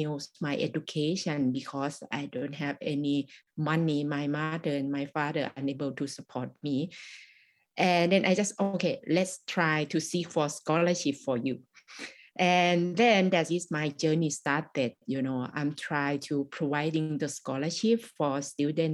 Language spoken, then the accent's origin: English; Thai-Lao border, Isan, Thailand; English is a second language; I was born in the Thai-Lao border. And I faced the same thing that when I went to the school, the teacher not allow me to speak Lao.